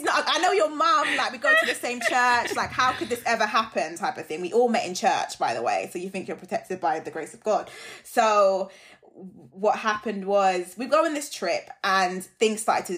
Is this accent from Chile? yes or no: no; Jamaica; I'm Jamaican